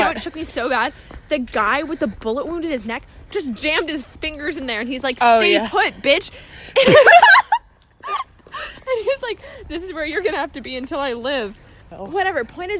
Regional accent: Virginia, United States; moved away; I'm from Virginia.

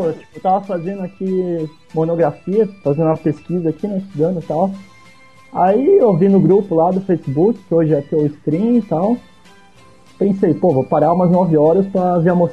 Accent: São Paulo, Brazil; now in Florianópolis, Brazil; Cara, eu moro aqui em Floripa. Eu Floripa. sou de São Paulo, na verdade, mas eu mudei pra cá quando eu passei no vestibular

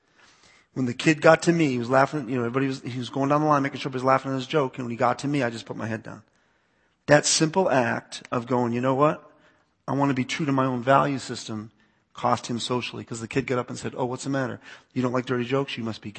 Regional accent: East Coast, United States; I grew up in the East Coast, so part of me is like, "Oh, really? They're calling you gay? Get the shovel. We'll take care of this."

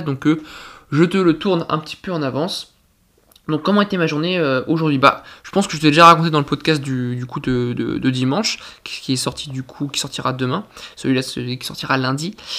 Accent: France; en tant que Français

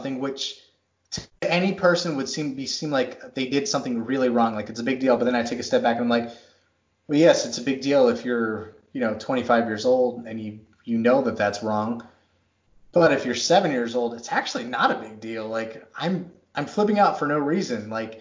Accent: Texas, United States; I grew up in Texas

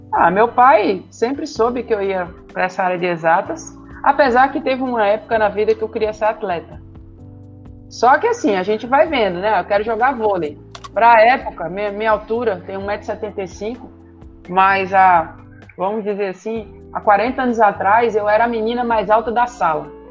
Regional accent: Recife, Pernambuco, Brazil; Eu cresci em Recife e depois mudei para um sítio

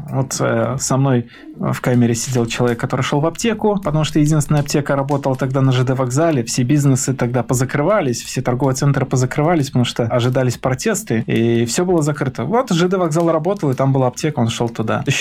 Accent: Minsk, Belarus; не поверили, что я из Минска, что я местный.

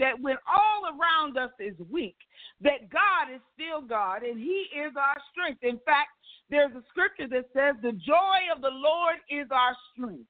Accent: the South, United States; I'm from the South

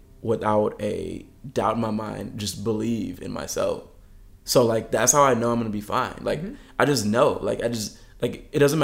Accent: Detroit, Michigan, United States; moved away as an adult; now in Southern California, United States; I'm a kid from Michigan. I'm from, you know, Metro Detroit area.

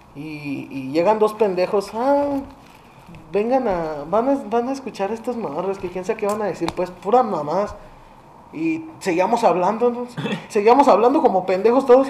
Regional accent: northern Mexico, Mexico; Yo sí soy norteño

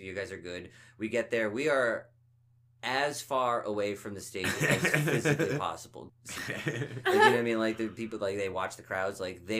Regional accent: Finland; I'm from Finland.

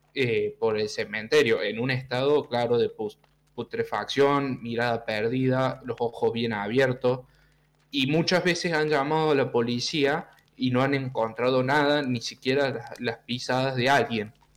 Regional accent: Argentina; Yo soy de Argentina

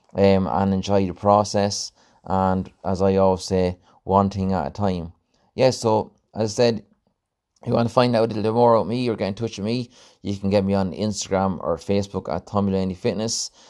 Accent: Mountmellick, Leinster, Ireland; my hometown, um, uh, in Mount Melick

